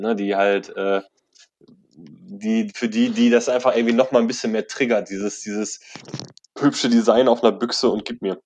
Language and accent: German; Bochum, North Rhine-Westphalia, Germany; bei uns in Bochum